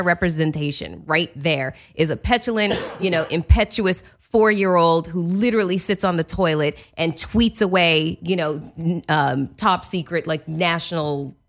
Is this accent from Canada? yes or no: yes; Canada; I can't. I'm Canadian. I can't.